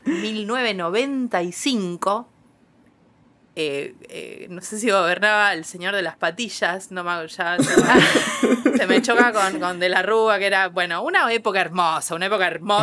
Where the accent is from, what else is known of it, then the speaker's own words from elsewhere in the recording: Quilmes, Buenos Aires Province, Argentina; yo soy de Quilmes. Eh, y la universidad quedaba a 10 cuadras de mi casa